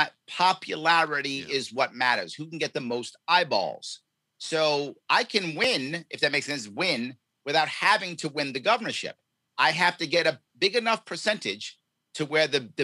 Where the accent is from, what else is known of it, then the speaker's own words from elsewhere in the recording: New York City, New York, United States; born and raised in New York City, raised in the Bronx across from Yankee Stadium as a little kid